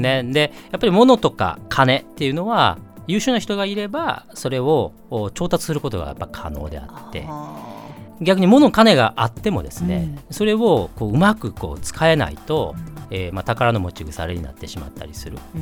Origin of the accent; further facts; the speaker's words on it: Osaka, Japan; 大阪出身